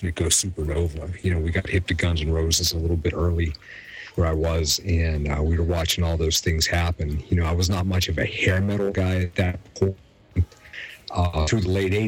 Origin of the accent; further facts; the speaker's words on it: Pittsburgh, Pennsylvania, United States; I grew up in Pittsburgh